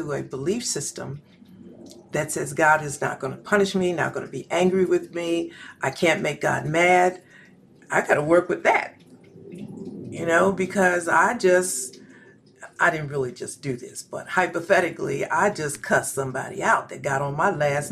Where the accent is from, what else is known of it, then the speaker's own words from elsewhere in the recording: Philadelphia, Pennsylvania, United States; I'm from West Philadelphia